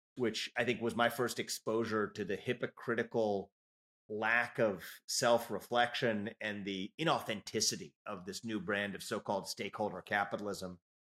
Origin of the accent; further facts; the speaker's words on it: Cincinnati, Ohio, United States; now in Columbus, United States; I was born and raised in Cincinnati, Ohio, and I don't live too far from there today in, in Columbus